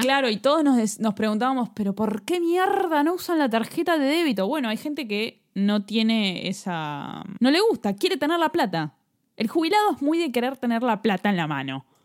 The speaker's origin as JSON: {"language": "Spanish", "region": "Buenos Aires", "country": "Argentina", "said": "nosotros venimos de Capital Federal"}